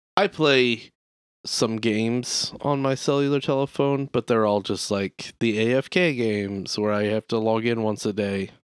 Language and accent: English; Midwest, United States; we're fat, we're white, we're from the Midwest.